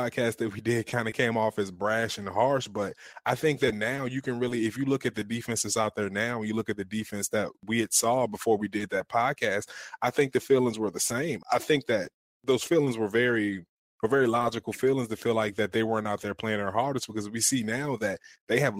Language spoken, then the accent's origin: English; Virginia, United States; moved away; ACC school from my home state